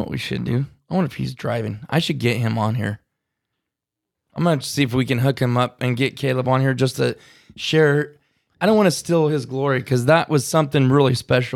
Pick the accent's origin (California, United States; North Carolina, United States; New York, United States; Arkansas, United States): California, United States; California boys talk like they talk, but that's just how we talk